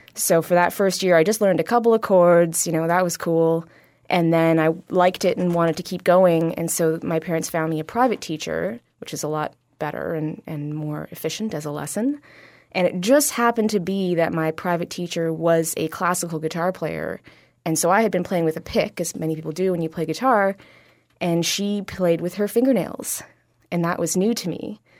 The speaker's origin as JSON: {"language": "English", "town": "Ottawa", "region": "Ontario", "country": "Canada", "tie": "born or raised there", "lives_now": "Toronto, Canada", "said": "I grew up in Ottawa, Ontario"}